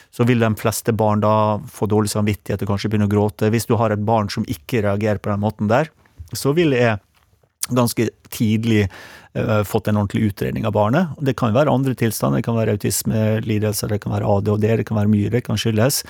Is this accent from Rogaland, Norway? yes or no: no; Sunnmøre, Møre og Romsdal, Norway; jeg er jo sunnmøring